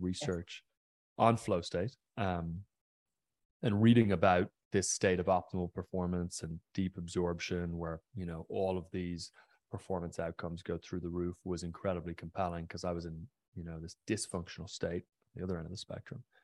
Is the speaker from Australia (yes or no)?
no; County Mayo, Connacht, Ireland; I grew up on the west coast of Ireland in a pretty remote area, a county called Mayo